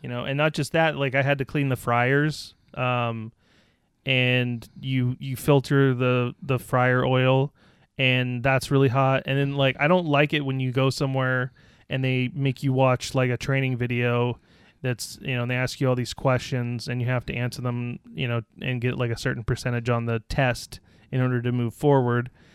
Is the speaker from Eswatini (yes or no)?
no; Scotland, United Kingdom; I'm Scottish.